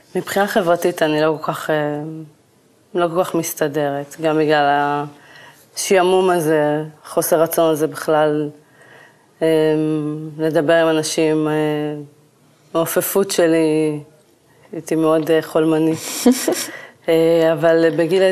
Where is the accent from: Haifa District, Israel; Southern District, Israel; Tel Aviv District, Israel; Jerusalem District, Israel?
Southern District, Israel; Kiryat Gat; moved away as an adult; המיקום שגדלתי בו, אה, לא כל כך הרגשתי שהעיר קצת סוגרת עליי